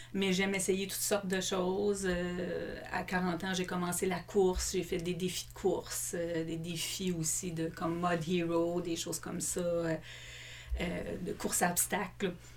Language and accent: French; Longueuil, Quebec, Canada; moi, je suis une fille de la Rive-Sud. J'ai grandi à Longueuil.